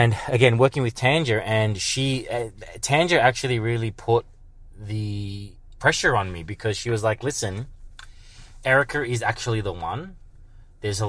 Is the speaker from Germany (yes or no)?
no; Melbourne, Victoria, Australia; I'm from Melbourne